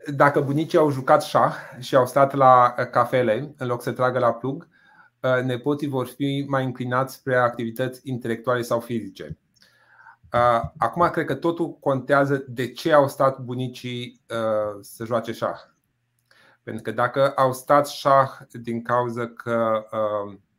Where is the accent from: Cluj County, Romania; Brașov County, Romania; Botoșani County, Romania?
Botoșani County, Romania; Botoșani; moved away; Eu vin din Botoșani